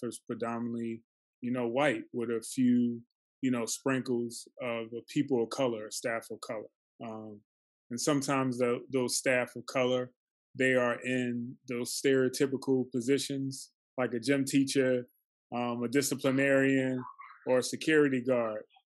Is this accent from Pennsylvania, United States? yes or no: yes; Philadelphia, Pennsylvania, United States; I grew up in North Philly